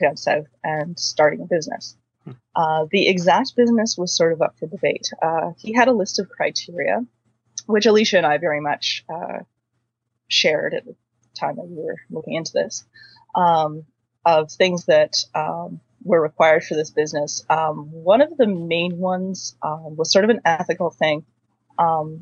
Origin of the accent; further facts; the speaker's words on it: Quinte area of Ontario, Canada; now in Waterloo, Canada; I am originally from the Quinte area of Ontario, so that's sort of between Belleville and Kingston. I grew up out in the country